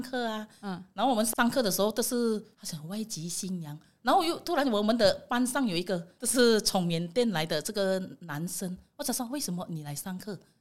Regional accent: Indonesia; Chinese is a second language; moved away as an adult; now in Taiwan; 我从印尼来

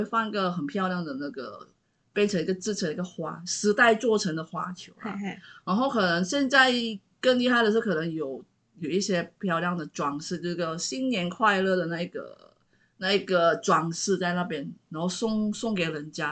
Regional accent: Sabah, Malaysia; 我们沙巴那边

